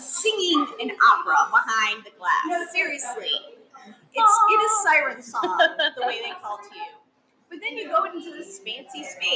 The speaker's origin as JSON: {"language": "English", "area": "right outside Chicago", "region": "Illinois", "country": "United States", "tie": "born or raised there", "moved": "yes", "lives_now": "Bellingham, United States", "said": "I grew up right outside Chicago"}